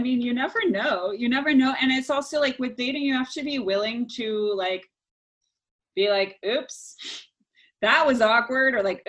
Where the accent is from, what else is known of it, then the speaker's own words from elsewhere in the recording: New Orleans, Louisiana, United States; Oh, I came here from New Orleans. It doesn't exist for me.